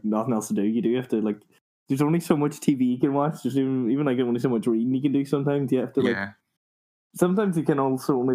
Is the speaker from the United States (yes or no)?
no; Ireland; being in Ireland and being Irish